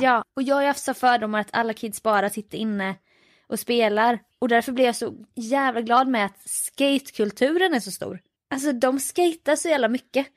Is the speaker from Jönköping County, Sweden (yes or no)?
yes; Jönköping, Jönköping County, Sweden; nej Jönköping